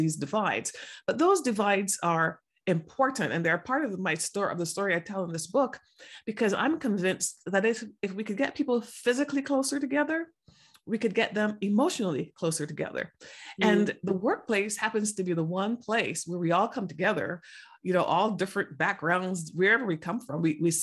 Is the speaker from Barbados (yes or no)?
yes; Barbados; moved away as an adult; also born or lived in England; now in United States; I grew up in the Caribbean in Barbados